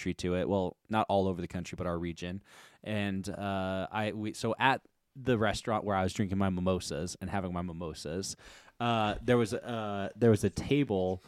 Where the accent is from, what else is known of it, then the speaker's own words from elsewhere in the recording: New Mexico, United States; We're from New Mexico